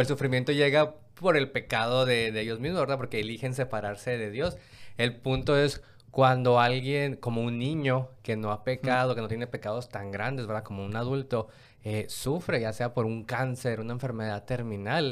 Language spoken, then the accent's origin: Spanish; Mexico; donde yo vengo de México